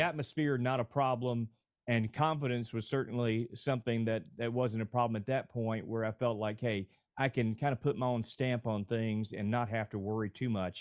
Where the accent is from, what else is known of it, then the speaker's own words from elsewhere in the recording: Alabama, United States; moved away as an adult; now in Houston, United States; my home state of Alabama